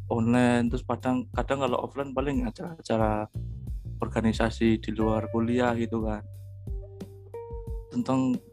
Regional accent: Kebumen, Central Java, Indonesia; Jadi aku dari Kebumen.

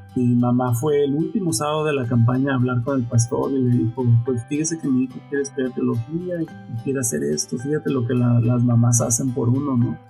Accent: Nueva Italia, Michoacán, Mexico; Mi familia, pues somos originarios de Michoacán, Nueva Italia, Michoacán

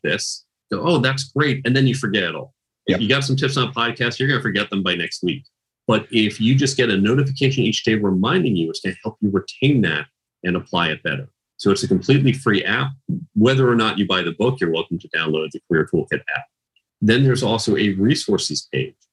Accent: outside Chicago, Illinois, United States; I grew up outside Chicago

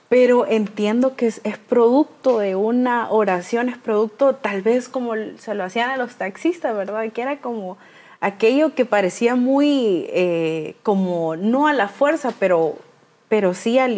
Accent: Tegucigalpa, Francisco Morazán, Honduras; moved away; yo viví con ella mucho tiempo porque nosotros somos de Tegucigalpa, pero nos tocó mudarnos.

